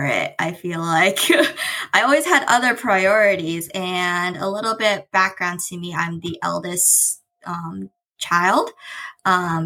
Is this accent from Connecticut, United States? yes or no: no; San Jose, California, United States; I grew up in San Jose, California. So it's kind of in the heart of the Bay Area